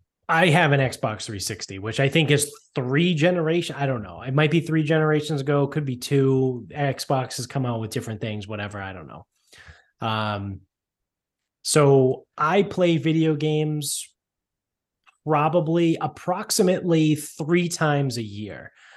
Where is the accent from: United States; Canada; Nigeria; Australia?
Canada; They don't. I'm Canadian. They don't.